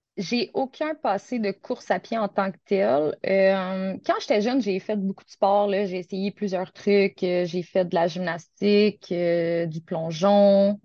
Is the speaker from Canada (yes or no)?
yes; Gatineau, Quebec, Canada; moved away as an adult; now in Sainte-Catherine-de-la-Jacques-Cartier, Canada; je viens originellement de Gatineau, qui est tout près de la capitale du Canada, Ottawa.